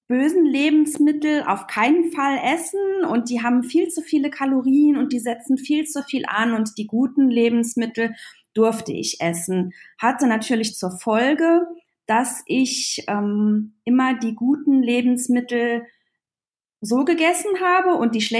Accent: Trier, Rhineland-Palatinate, Germany; wie ihr schon alle gehört habt. Ähm, ich komme aus Trier, der ältesten Stadt Deutschlands. Und ähm, ich bin 39

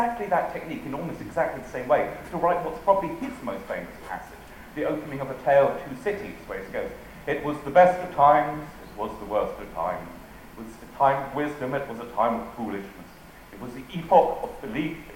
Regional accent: England, United Kingdom; I'm English

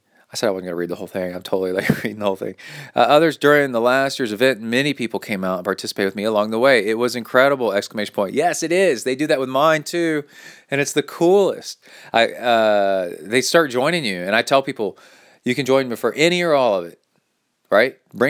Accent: Key West, Florida, United States; several years ago, I dreamed up of doing my own solo long course triathlon right here in my hometown, the island of Key West, Florida.

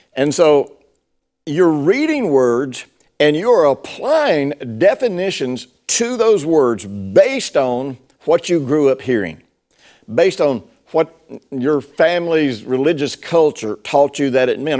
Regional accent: Tennessee, United States; I grew up in Tennessee and, uh, in the fifties and sixties.

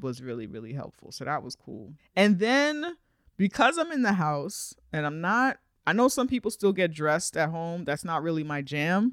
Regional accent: New York, United States; as a New Yorker

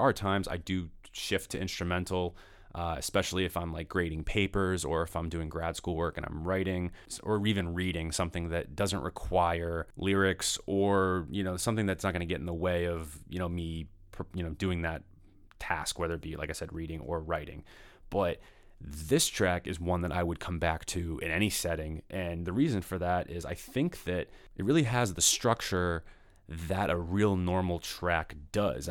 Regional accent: Danvers, Massachusetts, United States; moved away; I grew up in Danvers, which is right next to Peabody.

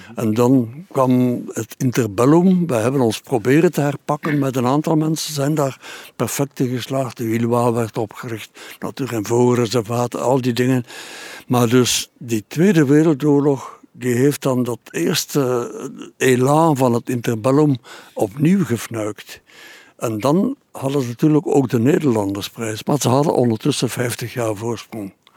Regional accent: Bruges, Flanders, Belgium; bij ons in Brugge en in Oostende

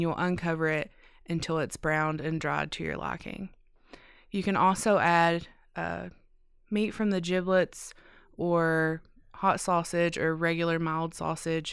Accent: Neon, Kentucky, United States; I'm from Neon, Kentucky

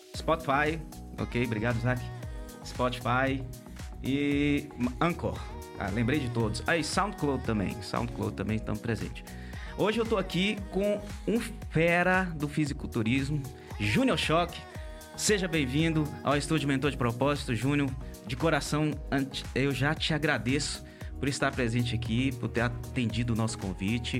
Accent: Montes Claros, Minas Gerais, Brazil; nós somos aqui do norte de Minas Gerais, de Montes Claros

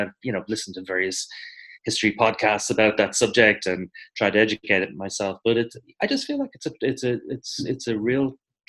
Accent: Ireland; Like, why is there something in our nature as Irish people that we don't necessarily want to dwell in the past?

